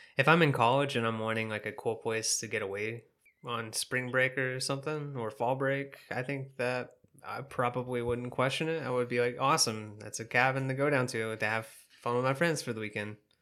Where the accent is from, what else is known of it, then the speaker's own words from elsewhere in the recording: the South, United States; I'm from the South, and we got s, lots of family down there